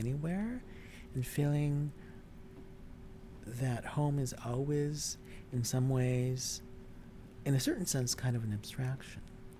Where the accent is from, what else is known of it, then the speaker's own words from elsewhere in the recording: Milwaukee, Wisconsin, United States; moved away as an adult; also born or lived in Korea / London / Chicago / Champaign-Urbana; now in New York City, United States; I left Korea in May 1961, was adopted in June, and grew up in Milwaukee.